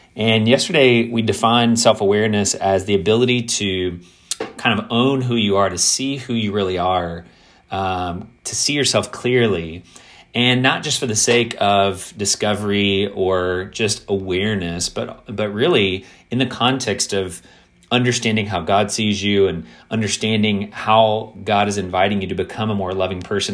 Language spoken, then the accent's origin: English; Kentucky, United States; growing up in the South, growing up in a predominantly white context in, in Kentucky